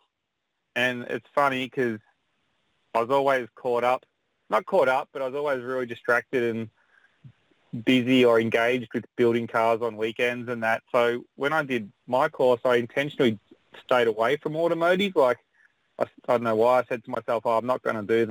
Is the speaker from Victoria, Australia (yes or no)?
yes; Melbourne, Victoria, Australia; moved away as an adult; also born or lived in West Gosford, New South Wales; now in New South Wales, Australia; I'm from Melbourne, Victoria, originally